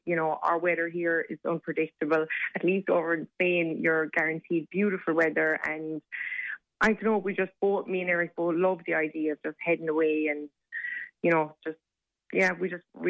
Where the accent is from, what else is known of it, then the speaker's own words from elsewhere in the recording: Martinstown, County Limerick, Ireland; Well, we're both from Limerick, so it'll definitely be in Limerick anyway. So we'll see. I'm from Martinstown.